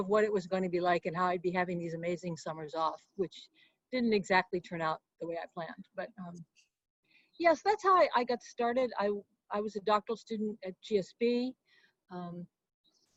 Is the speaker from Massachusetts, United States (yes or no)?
yes; Boston, Massachusetts, United States; moved away as an adult; also born or lived in East Chicago, Indiana; now in California, United States; settled in the Boston area, outside Boston. That's really where I grew